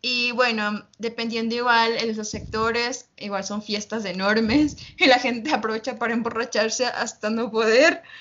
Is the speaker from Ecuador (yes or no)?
yes; Uyumbicho, Pichincha, Ecuador; yo vivo cerca de la, de la capital, Quito, vivo las afueras. Y, bueno, nosotros yo vi mi pueblito, yo digo pueblito, ¿no? se llama Uyumbicho